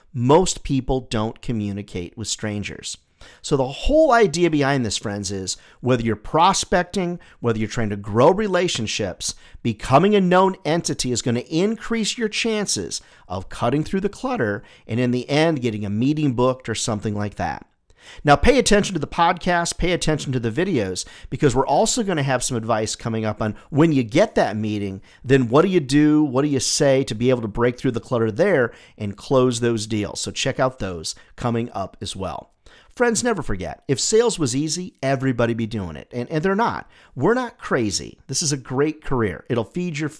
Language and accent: English; South Carolina, United States; my home state here of South Carolina